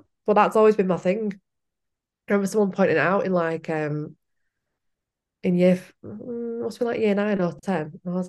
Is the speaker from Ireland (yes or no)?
yes; Ireland; we're all Irish